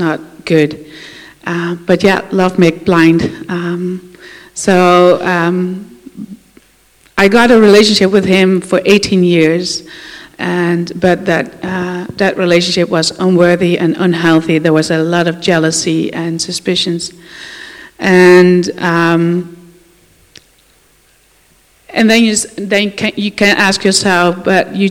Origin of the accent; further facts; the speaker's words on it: Netherlands; I'm from the Netherlands, and I grew up in a Christian family